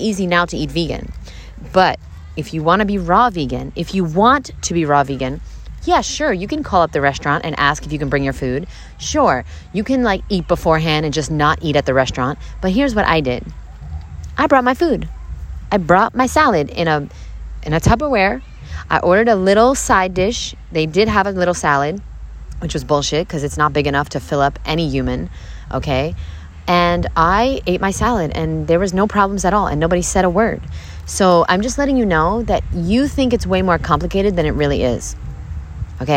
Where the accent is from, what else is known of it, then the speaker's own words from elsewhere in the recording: Brooklyn, New York, United States; I'm from Brooklyn